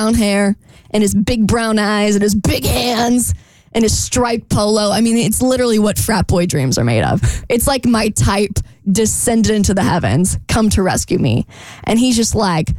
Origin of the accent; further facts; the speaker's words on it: Florida, United States; moved away; I'm from Florida.